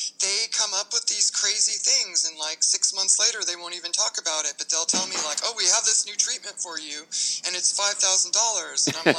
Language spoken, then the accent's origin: English; Palos Verdes, California, United States; also born or lived in Long Beach / Los Angeles; I grew up in Palos Verdes, and they had ticks there, too.